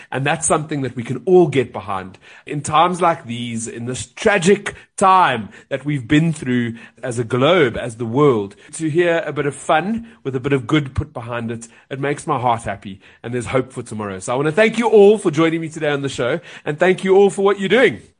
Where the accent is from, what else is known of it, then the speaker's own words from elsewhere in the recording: South Africa; I'm South African